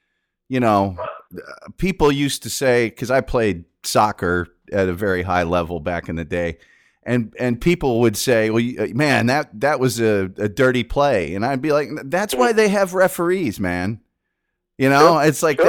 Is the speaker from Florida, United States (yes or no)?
no; Indianapolis, Indiana, United States; now in Dallas, United States; I'm from Indianapolis originally.